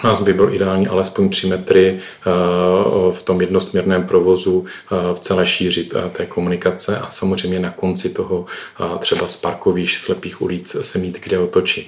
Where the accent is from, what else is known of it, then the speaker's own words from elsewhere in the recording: Ostrava, Moravian-Silesian Region, Czechia; jsem z Ostravy